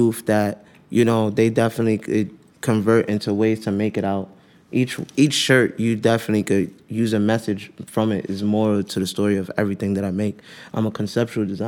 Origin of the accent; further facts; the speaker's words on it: New York City, New York, United States; I'm from New York